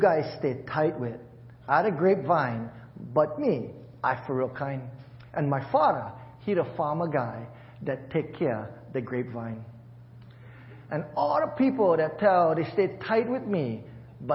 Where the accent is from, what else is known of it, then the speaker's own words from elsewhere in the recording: Hawaii, United States; moved away; I'm from Hawaii